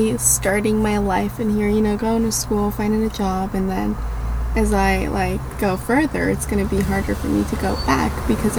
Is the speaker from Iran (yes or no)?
yes; Iran